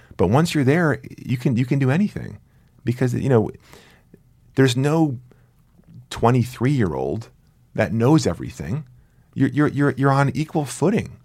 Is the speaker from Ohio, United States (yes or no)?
no; New Jersey, United States; moved away; I grew up near New York, but I grew up in Jersey, you know, deepest, deepest Jersey